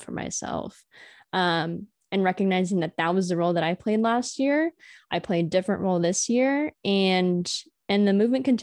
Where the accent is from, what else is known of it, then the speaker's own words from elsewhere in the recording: California, United States; I'm coming from California. It's a completely different political landscape.